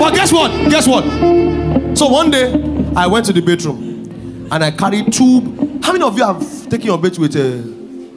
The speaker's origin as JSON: {"language": "English", "country": "Nigeria", "tie": "born or raised there", "said": "Me that grew up from Ondo Ikiti side"}